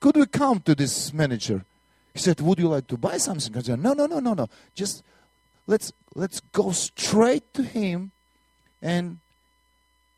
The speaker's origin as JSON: {"language": "English", "country": "Latvia", "also_born_or_lived": "Soviet Union", "accent": "Russian", "second_language": "English", "moved": "yes", "said": "I'm from Latvia"}